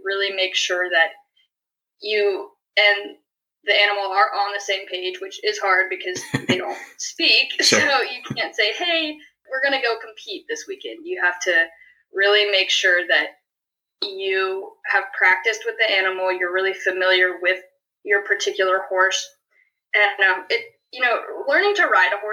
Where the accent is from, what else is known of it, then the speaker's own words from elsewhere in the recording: Gainesville, Georgia, United States; moved away as an adult; now in Davidson, United States; I'm originally from Gainesville, Georgia.